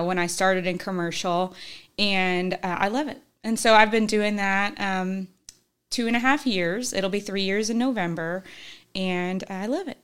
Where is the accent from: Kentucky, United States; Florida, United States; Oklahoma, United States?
Kentucky, United States; Northern; also born or lived in Illinois; we went to high school up in Northern Kentucky